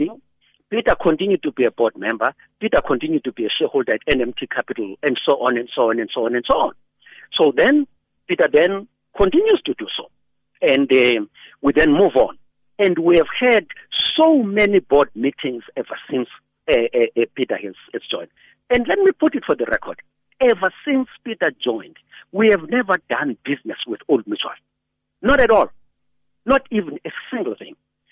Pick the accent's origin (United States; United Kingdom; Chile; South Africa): South Africa; as a South African